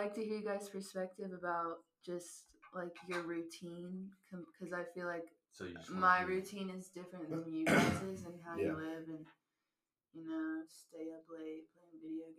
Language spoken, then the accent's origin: English; Charlotte, North Carolina, United States; we're all from Charlotte